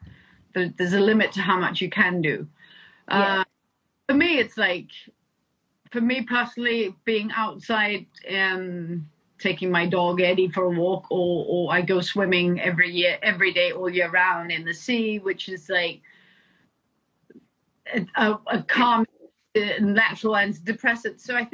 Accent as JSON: {"language": "English", "region": "England", "country": "United Kingdom", "tie": "born or raised there", "also_born_or_lived": "Denmark", "said": "I think what I grew up in England and I grew up in Denmark."}